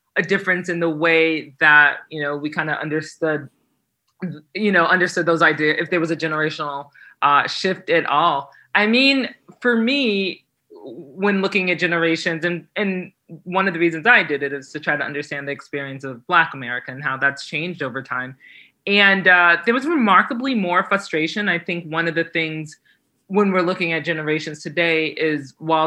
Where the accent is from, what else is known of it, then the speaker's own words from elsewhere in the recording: New Jersey, United States; I grew up in New Jersey